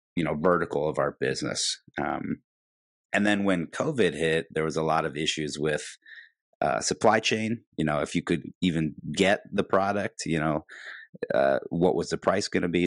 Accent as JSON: {"language": "English", "region": "Midwest", "country": "United States", "lives_now": "Chicago, United States", "said": "being a Midwesterner, living in Chicago"}